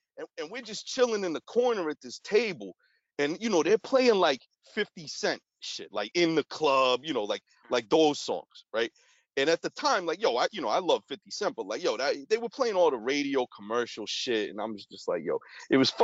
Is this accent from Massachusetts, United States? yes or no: yes; Boston, Massachusetts, United States; we from Boston